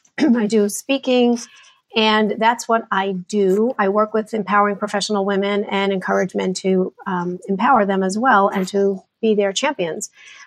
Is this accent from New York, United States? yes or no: yes; New York, United States; also born or lived in New Jersey / Connecticut / Carolinas; now in Dallas, United States; But I was born in New Jersey, stayed there for a minute, and then we moved to New York. So I am a New Yorker.